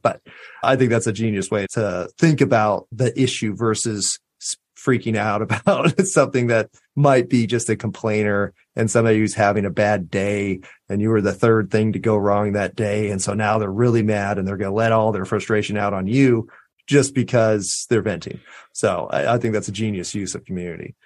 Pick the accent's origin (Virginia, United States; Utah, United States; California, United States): California, United States; Southern; now in Austin, United States; I'm from Southern California